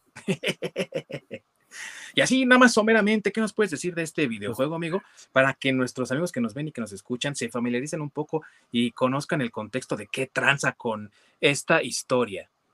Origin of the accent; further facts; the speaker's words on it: Mexico; en nuestro país, acá en México